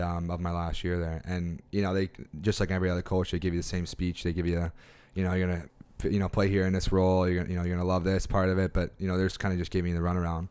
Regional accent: Toronto, Ontario, Canada; moved away as an adult; now in Halifax, Canada; growing up in Toronto

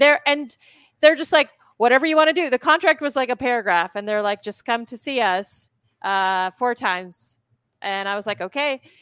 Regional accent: Poland; moved away; I was born in Poland

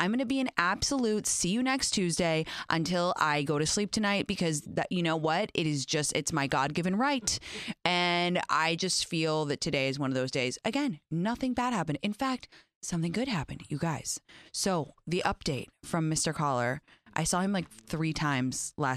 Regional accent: England, United Kingdom; now in United States; I grew up in England

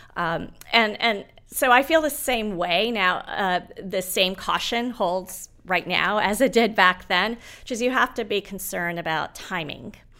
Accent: Nairobi, Kenya; moved away; I was born in Nairobi

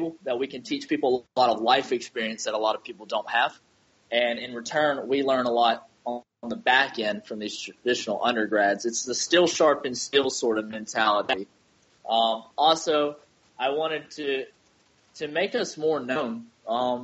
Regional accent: North Carolina, United States; moved away as an adult; now in Nashville, United States; I'm from North Carolina, and originally I was going to go to school in North Carolina, but I got stationed at Camp Lejeune a couple hours away from home

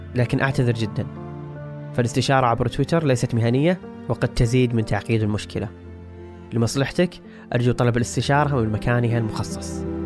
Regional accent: Saudi Arabia; علينا كسعوديين أو حتى عرب

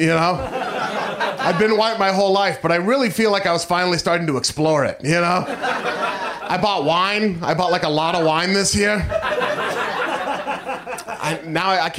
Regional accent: Portland, Oregon, United States; I am from Portland, Oregon.

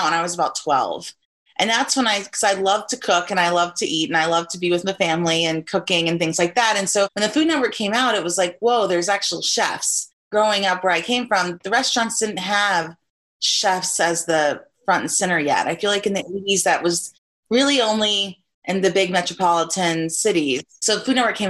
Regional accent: Texas, United States; moved away as an adult; now in Chicago, United States; It was my home state. And the two finalists, Paul and I, you know, we were both from Texas

